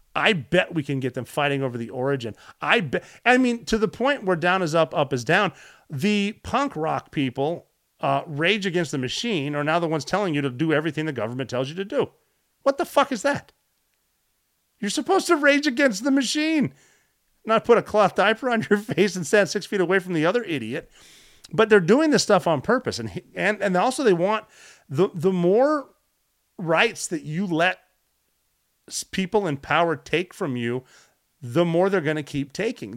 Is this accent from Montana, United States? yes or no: yes; Butte, Montana, United States; growing up in Butte, Montana